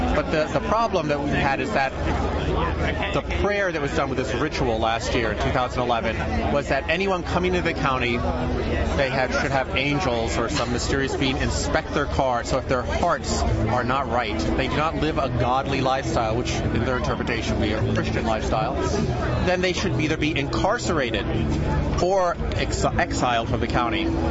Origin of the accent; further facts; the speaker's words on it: St. Petersburg, Florida, United States; St. Petersburg, Florida